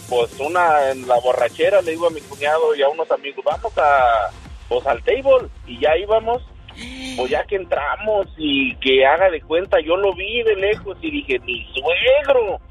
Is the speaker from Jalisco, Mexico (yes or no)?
yes; Guadalajara, Jalisco, Mexico; yo, yo este, nací en Guadalajara